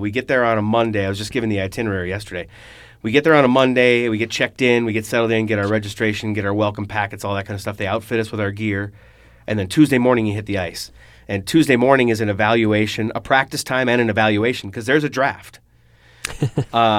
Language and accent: English; Minnesota, United States; I grew up here in Minnesota